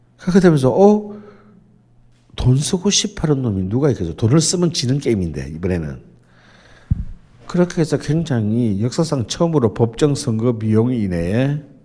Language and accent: Korean; Jeolla, South Korea; 저는 전라도